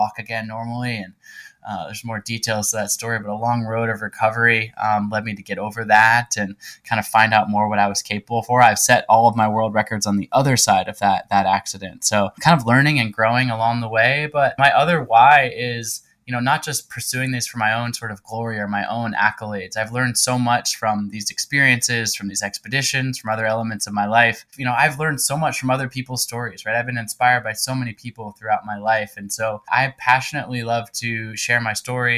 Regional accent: Pacific Northwest, United States; I'm originally from the Pacific Northwest part of the United States

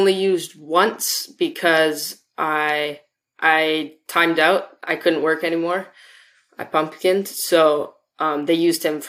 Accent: Vancouver, British Columbia, Canada; I am from Vancouver, BC.

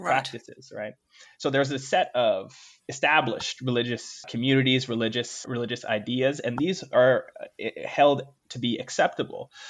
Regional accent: Jamaica; the reason why I understand Jamaican novels is only partly because you know I'm Jamaican.

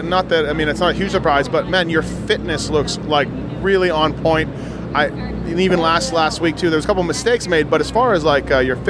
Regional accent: Canada

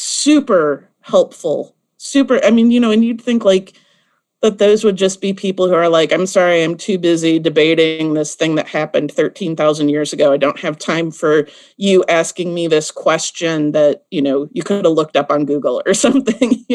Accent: Midwest, United States; now in Nashville, United States; I grew up in the Midwest where there is like no history.

